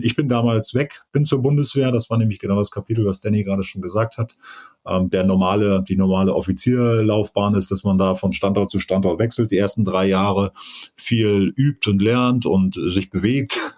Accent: Rügen, Mecklenburg-Vorpommern, Germany; moved away as an adult; Ich bin auf Rügen groß geworden, auf der, auf der Insel

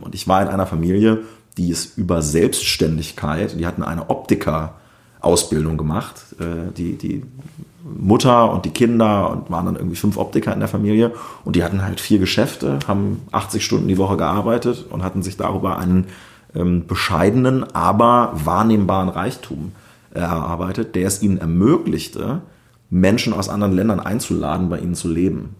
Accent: Northeim district, southern Lower Saxony, Germany; moved away as an adult; also born or lived in Wolfenbüttel / Hamburg; now in Berlin, Germany; Ich bin in Südniedersachsen aufgewachsen, genauer gesagt im Landkreis Nordheim

